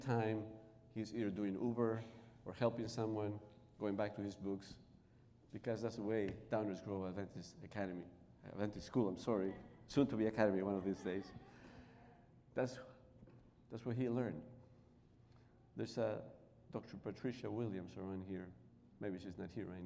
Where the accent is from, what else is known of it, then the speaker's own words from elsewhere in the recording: Peru; first language Spanish; English is a second language; moved away as an adult; now in Chicago, United States; As you notice, my accent is not American. I was born in Peru in South America. And I came to this country, I came to live here in 1990 in Chicago.